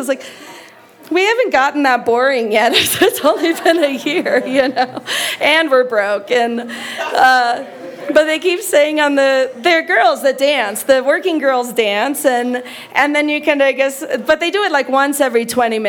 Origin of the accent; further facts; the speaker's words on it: United States; we are from America